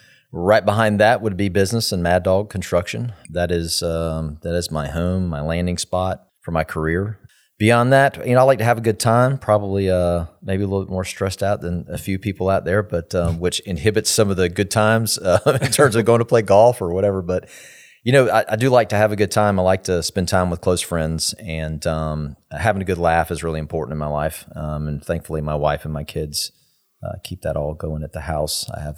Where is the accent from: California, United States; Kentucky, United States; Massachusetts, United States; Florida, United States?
Florida, United States; Tallahassee; So I grew up here in Tallahassee all the way through.